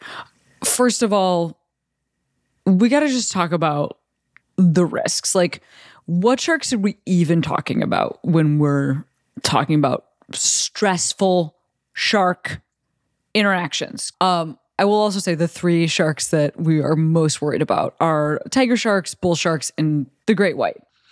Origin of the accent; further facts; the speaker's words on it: Illinois, United States; my home state of Illinois